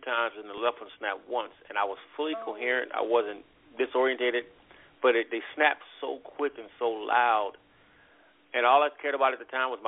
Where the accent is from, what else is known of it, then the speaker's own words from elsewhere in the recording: Compton, California, United States; moved away as an adult; also born or lived in Louisiana; now in North Carolina, United States; I was born in Louisiana. I was raised in Compton, California, which is a really rough part of town